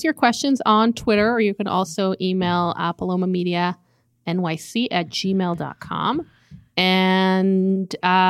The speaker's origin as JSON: {"language": "English", "country": "Israel", "tie": "born or raised there", "moved": "yes", "lives_now": "United States", "said": "I grew up in Israel."}